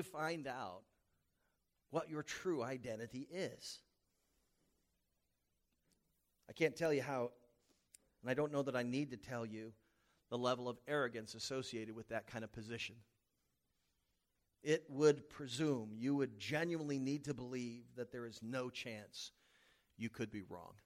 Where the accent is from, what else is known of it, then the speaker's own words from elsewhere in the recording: the South, United States; moved away; I was from the South